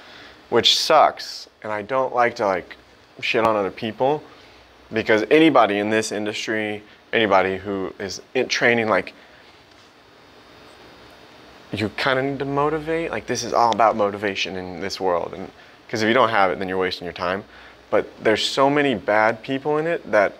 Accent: Missouri, United States; also born or lived in Springfield, Missouri / St. Louis, Missouri / Joplin, Missouri; I'm from Missouri. I was born in like Springfield, moved to St. Louis for high school

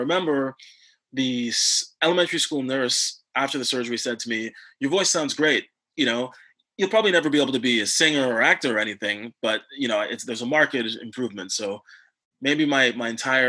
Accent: Montreal, Quebec, Canada; first language English; now in Vancouver, Canada; growing up in Montreal. And then when I moved to Vancouver

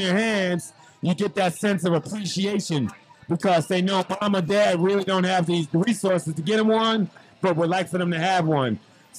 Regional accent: New York City, New York, United States; as a youth growing up in Harlem

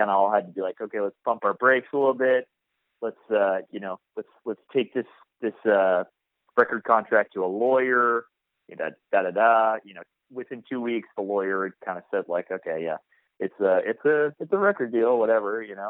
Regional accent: Portland, Oregon, United States; I grew up playing shows around Portland, and I grew up with this band called American Me

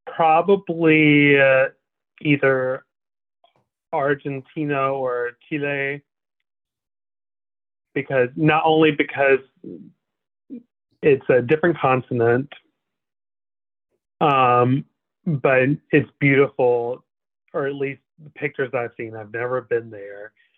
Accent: Canada; I'm like, I didn't vote for him. I'm Canadian.

